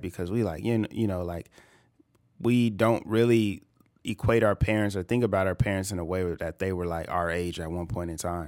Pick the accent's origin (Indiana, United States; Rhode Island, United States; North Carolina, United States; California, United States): California, United States; I'm from California.